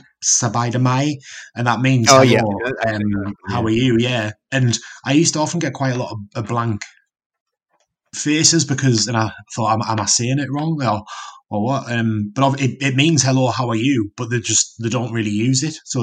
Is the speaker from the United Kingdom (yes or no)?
yes; Newcastle upon Tyne, North East England, United Kingdom; moved away as an adult; I was from Newcastle